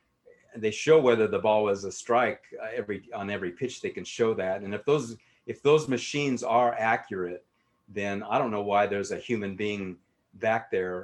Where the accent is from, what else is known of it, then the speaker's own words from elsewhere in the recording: Rocky Mountain West, United States; also born or lived in Utah / Cody, Wyoming / Denver, Colorado / Durango, Colorado; No, I'm from Rocky Mountain West is where I grew